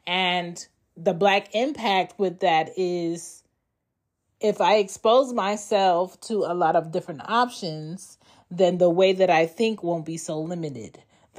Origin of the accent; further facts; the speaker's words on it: East Coast, United States; also born or lived in Philadelphia / Baltimore / Maryland / Florida; myself, I was growing up on the East Coast, you know, whether it was in Philly, Baltimore, Maryland, Florida, or Georgia, I had a diverse upbringing around different cultures and kids.